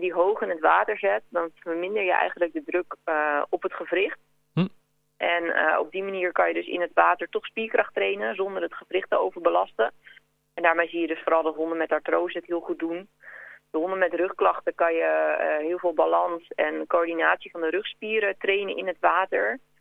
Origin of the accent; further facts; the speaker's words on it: Kudelstaart, North Holland, Netherlands; moved away as an adult; now in Mill, Netherlands; uit Kudelstaart